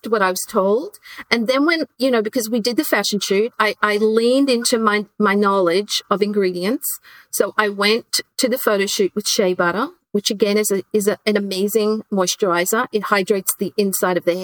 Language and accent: English; Queensland, Australia; moved away; I grew up in Queensland, Australia